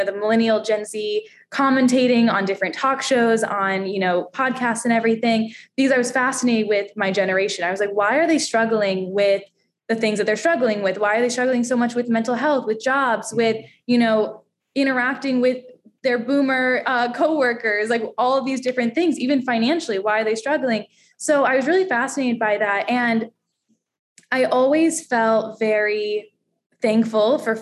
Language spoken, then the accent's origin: English; Daytona Beach, Florida, United States; moved away as an adult; now in New York, United States; I grew up in Daytona Beach, Florida